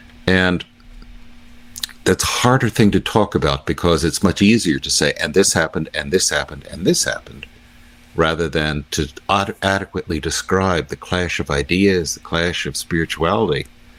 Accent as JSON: {"language": "English", "country": "United States", "said": "I'm still an American, even though I disagree with the government's in Washington's policies."}